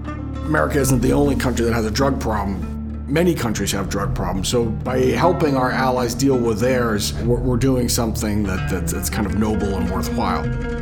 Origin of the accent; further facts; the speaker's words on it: Palestine, Texas, United States; I'm from Palestine, Texas. I'm an admiral in the U.S. Navy